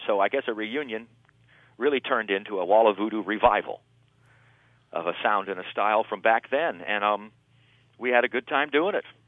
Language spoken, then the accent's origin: English; Los Angeles, California, United States; also born or lived in Barstow, California; I grew up in Barstow till I was about eight. And okay, then now, I moved into Los Angeles